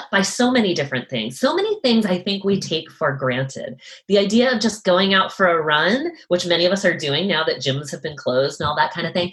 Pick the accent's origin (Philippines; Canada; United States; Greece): United States; Massachusetts; now in Seattle, United States; I'm from Massachusetts.